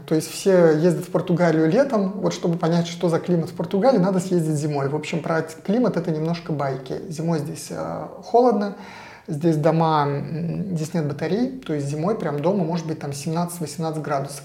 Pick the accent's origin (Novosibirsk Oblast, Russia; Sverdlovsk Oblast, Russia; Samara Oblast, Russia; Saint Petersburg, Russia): Saint Petersburg, Russia; moved away as an adult; now in Portugal; Я из Петербурга